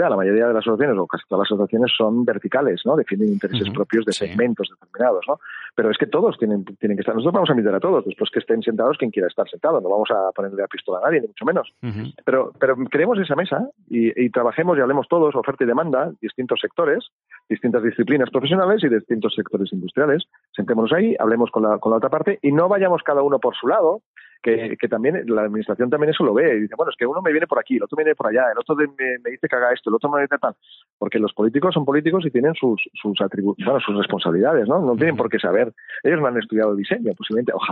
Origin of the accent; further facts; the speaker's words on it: Spain; no pero es que yo soy español y yo no yo vengo yo estoy y vivo en un país en el cual se defiende la propiedad intelectual